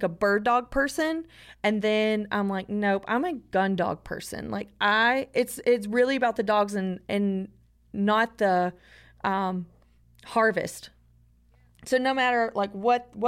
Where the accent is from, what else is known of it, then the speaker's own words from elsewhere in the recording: North Georgia, United States; I'm from North Georgia